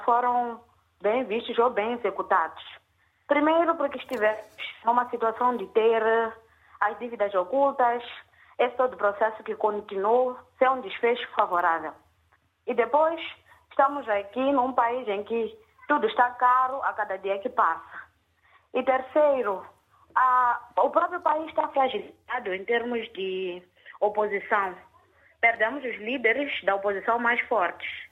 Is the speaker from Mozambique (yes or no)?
yes; Mozambique; also born or lived in Maputo; nós como moçambicanos